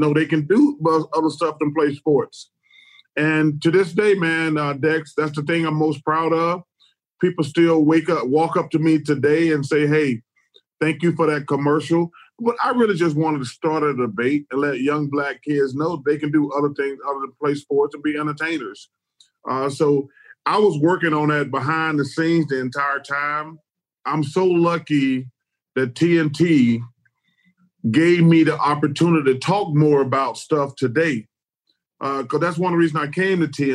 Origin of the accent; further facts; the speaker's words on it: Alabama, United States; I grew up in Alabama